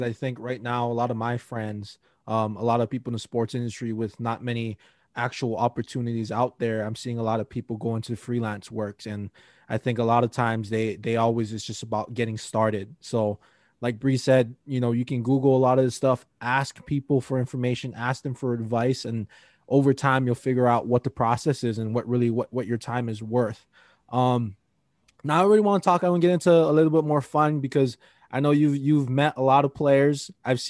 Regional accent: Hawaii, United States; I think about, so I'm originally from Hawaii, and there's this big high school tournament called the Iolani Classic

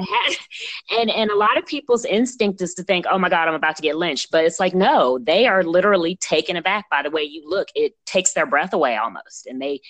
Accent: Texas, United States; also born or lived in Virginia; I grew up in Texas and Virginia and other places that people think, oh, we're not supposed to go to.

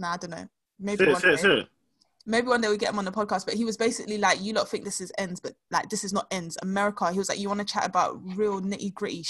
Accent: London, United Kingdom; I'm from South London.

